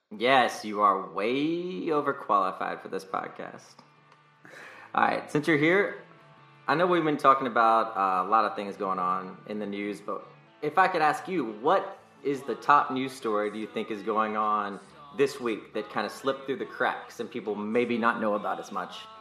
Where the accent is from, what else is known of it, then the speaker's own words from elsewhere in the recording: North Carolina, United States; also born or lived in California; now in Nevada, United States; where am I from? North Carolina